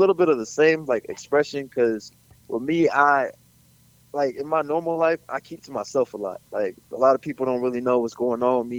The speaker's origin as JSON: {"language": "English", "town": "Orlando", "region": "Florida", "country": "United States", "tie": "born or raised there", "said": "I was raised basically on Rio Grande, but then I moved to Texas Avenue. That's also like in the hood part of Orlando. Like we're from the gritty part of Orlando"}